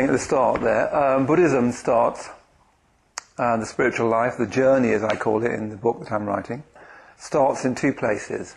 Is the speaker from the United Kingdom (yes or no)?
yes; London, United Kingdom; I come from Bethnal Green in the east end of London